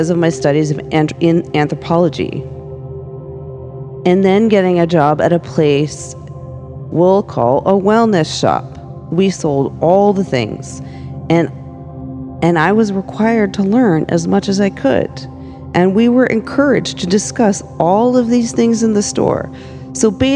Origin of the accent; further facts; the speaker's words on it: Los Angeles, California, United States; I was growing up in Hollywood